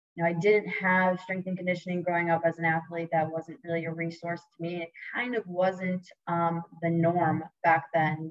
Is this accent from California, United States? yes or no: no; Stamford, Connecticut, United States; moved away as an adult; now in Florida, United States; I'm born and raised in Connecticut. Um, you know, 45 minutes outside New York City in a little town called Stamford, Connecticut